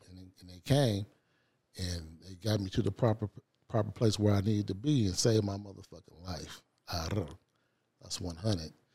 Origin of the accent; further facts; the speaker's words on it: Los Angeles, California, United States; I grew up on the, in South Central L A, on the east side